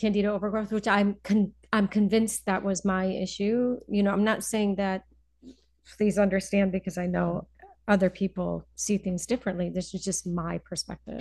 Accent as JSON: {"language": "English", "town": "Wethersfield", "region": "Connecticut", "country": "United States", "also_born_or_lived": "New York City", "moved": "yes", "lives_now": "Berkshires, United States", "said": "I am originally from uh, just outside of Hartford, Connecticut, a little okay. suburb, Wethersfield, okay. Connecticut"}